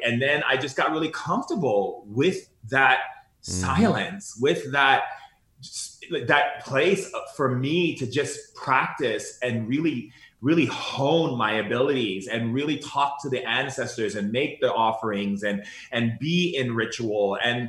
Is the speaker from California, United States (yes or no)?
yes; Foster City, California, United States; also born or lived in Sacramento; I was born in Sacramento. We moved to this little town outside of San Francisco called Foster City.